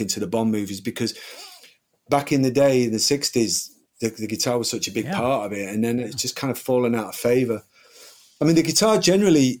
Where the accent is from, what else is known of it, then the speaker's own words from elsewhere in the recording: United Kingdom; being a British kid